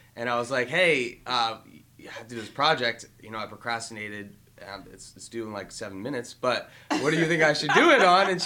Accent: Howard County, Maryland, United States; I grew up in Howard County, Maryland

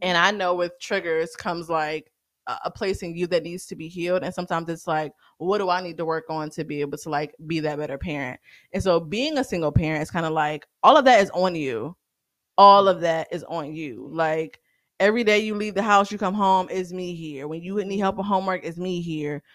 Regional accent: the South, United States; I'm growing up in the South

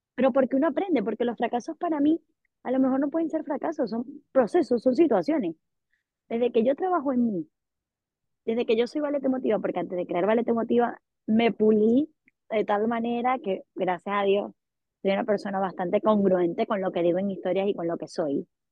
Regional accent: Venezuela; Sí, si vengo de Venezuela.

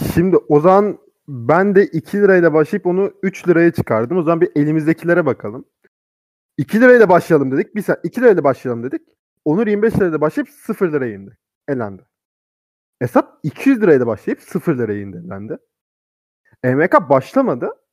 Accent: Turkey; ben Kars Ardahanlıyım.

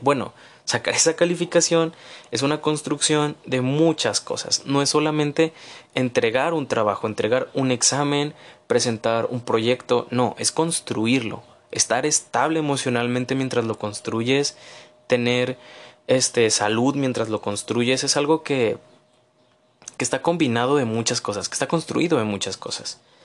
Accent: Mexico; como mexicanos

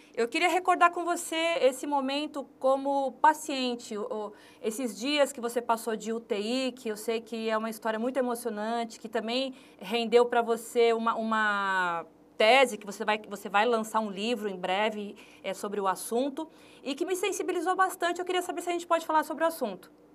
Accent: São Paulo, Brazil; accent: paulista; now in Fortaleza, Brazil; Eu sou paulista, mas já estou morando aqui há 13 anos

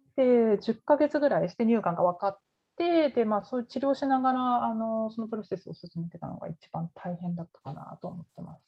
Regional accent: Tokyo, Japan; moved away as an adult; now in Canada; 私、東京の出身なんですけど、あの東京に米軍基地があって、その近くに住んでたんですね。

